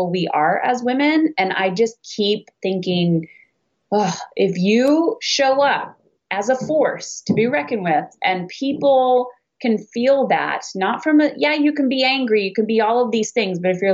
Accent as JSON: {"language": "English", "country": "Canada", "said": "I'm Canadian"}